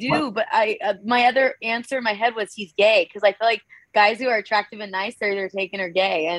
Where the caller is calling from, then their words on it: Orange County, California, United States; I'm calling from Orange County, California.